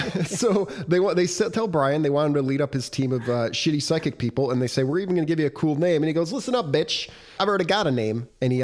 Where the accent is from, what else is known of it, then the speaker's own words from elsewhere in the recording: Detroit, Michigan, United States; also born or lived in Royal Oak, Michigan; now in Chicago, United States; No, I grew up in Detroit, Michigan. I was born in, I think, Royal Oak, Michigan, which is basically Detroit, Michigan, and I grew up in inner city Detroit.